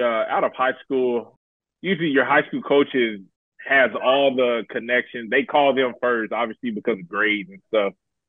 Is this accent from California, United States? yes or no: no; Dallas, Texas, United States; I'm from Dallas.